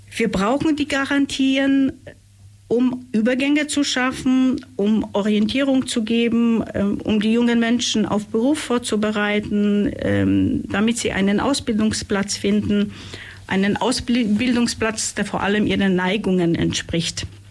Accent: Upper Silesia, Poland; now in Ulm, Germany; ich komme ursprünglich aus Oberschlesien

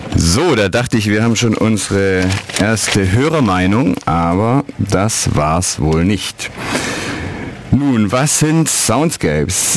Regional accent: Neu-Ulm, Bavaria, Germany; moved away as an adult; also born or lived in Ulm / Düsseldorf / Cologne; ich bin in Ulm geboren und in Neu-Ulm aufgewachsen

